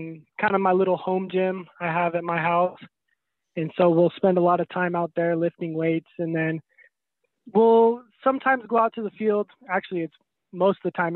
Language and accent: English; Prosser, Washington, United States; growing up in Prosser